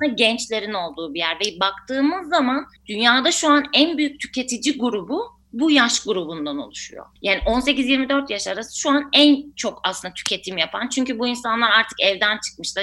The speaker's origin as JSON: {"language": "Turkish", "region": "Ankara", "country": "Turkey", "said": "Tabii ki aslında Ankaralıyım"}